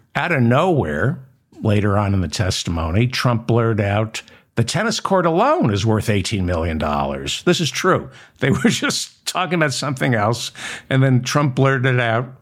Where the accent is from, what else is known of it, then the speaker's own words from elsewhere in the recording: New York, United States; also born or lived in New Jersey; I grew up in New York.